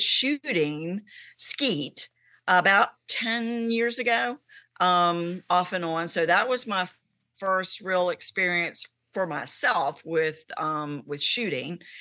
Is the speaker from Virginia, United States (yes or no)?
yes; Abingdon, Virginia, United States; I am from Abington, Virginia, which is central Virginia